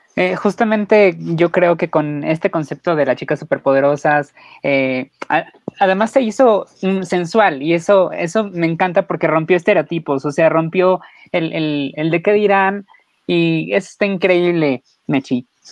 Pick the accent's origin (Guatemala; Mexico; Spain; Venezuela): Mexico; como mexicano nosotros te abrimos las puertas